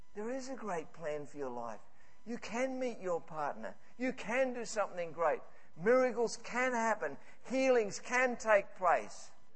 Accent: Scotland, United Kingdom; I'm Scottish

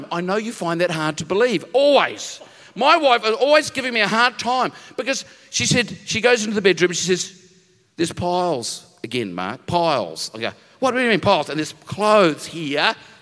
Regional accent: New Zealand; moved away as an adult; now in Narrabeen, Australia; I come from New Zealand. Okay, there's lots of the mountains.

